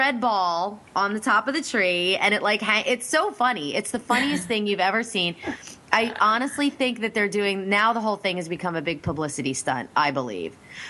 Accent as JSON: {"language": "English", "town": "Reading", "region": "Pennsylvania", "country": "United States", "tie": "born or raised there", "said": "In Reading, Pennsylvania. That's my hometown."}